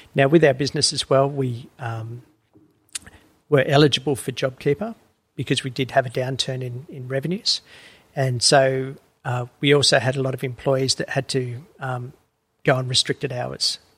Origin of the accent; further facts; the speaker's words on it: Woolgoolga, New South Wales, Australia; moved away as an adult; also born or lived in Uluru, Northern Territory; I grew up in New South Wales uh, in a little town called Woolgoolga.